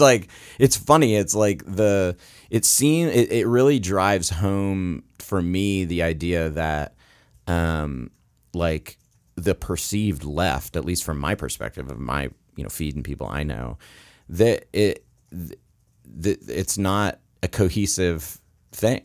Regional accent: Florida, United States; now in Virginia, United States; I grew up in Florida

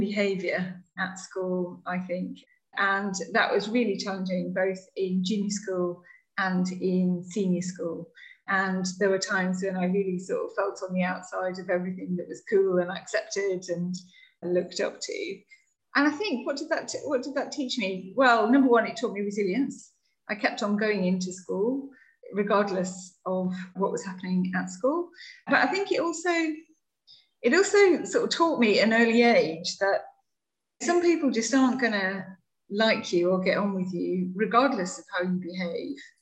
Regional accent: West Cumbria, North West England, United Kingdom; moved away; I grew up in West Cumbria in the north of England, so just on the edge of the Lake District, near the coast.

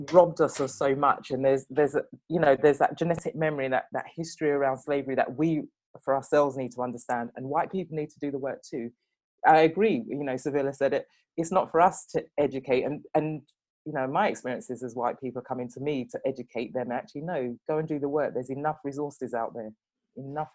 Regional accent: England, United Kingdom; i was born and raised in england

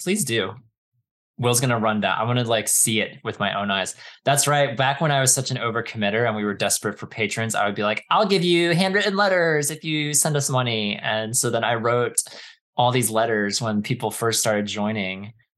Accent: East Coast, United States; moved away as an adult; also born or lived in Southern California; after growing up on the East Coast

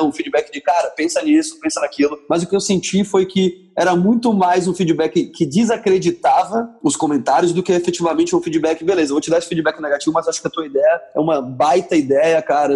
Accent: Porto Alegre, Rio Grande do Sul, Brazil; moved away as an adult; also born or lived in Bahia / São Paulo / Rio de Janeiro / Salvador; now in San Diego, United States; eu sou natural de Porto Alegre

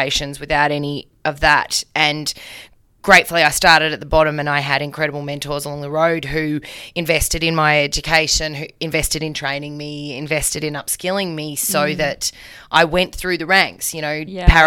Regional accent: Tasmania, Australia; I grew up in Tassie and all my life wanted to be a doctor.

